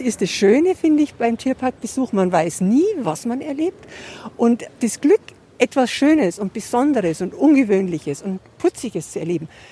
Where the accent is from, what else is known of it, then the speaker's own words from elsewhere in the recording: a small village 30-40 km from Munich, Bavaria, Germany; now in Munich, Germany; Ich bin tatsächlich nicht in München geboren, sondern in einem kleinen Dorf, so 30, 40 Kilometer weg.